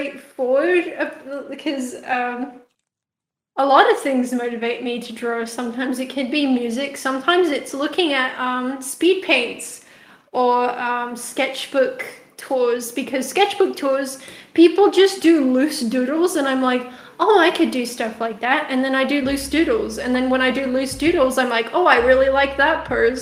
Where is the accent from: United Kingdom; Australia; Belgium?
Australia; also born or lived in South Africa; I'm a South African artist. I don't sound very South African because I grew up in Australia